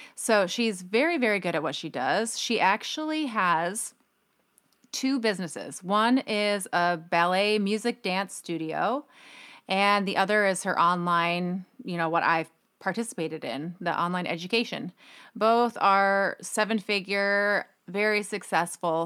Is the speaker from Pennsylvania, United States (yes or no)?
no; Minnesota, United States; I grew up in Minnesota